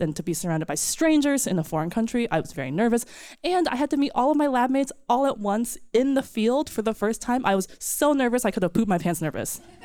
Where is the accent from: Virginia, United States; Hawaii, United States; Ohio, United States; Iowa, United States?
Virginia, United States; also born or lived in New Jersey; Virginia, but I was born in New Jersey